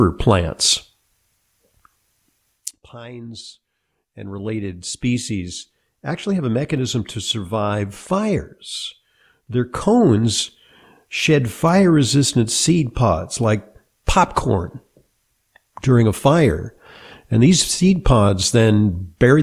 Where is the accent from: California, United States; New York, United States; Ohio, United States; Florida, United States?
California, United States; Santa Monica; I grew up in Southern California in Santa Monica